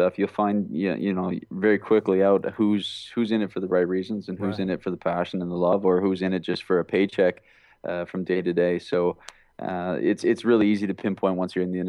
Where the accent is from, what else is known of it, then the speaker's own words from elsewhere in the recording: Alberta, Canada; now in Vancouver, Canada; I'm from Alberta, which is like a small town on the prairies in Canada here. And there's no acting industry whatsoever where I was raised with.